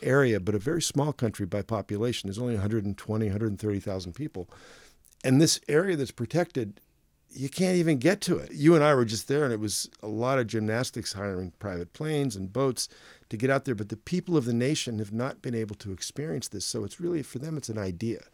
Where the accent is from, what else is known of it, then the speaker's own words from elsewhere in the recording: United States; I'm from the United States